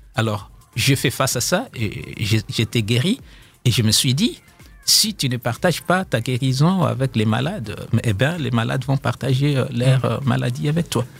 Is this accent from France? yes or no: no; DR Congo; now in South Africa; en tant que Congolais, les gens, ils me disent bon, allez chez toi au Congo faire la paix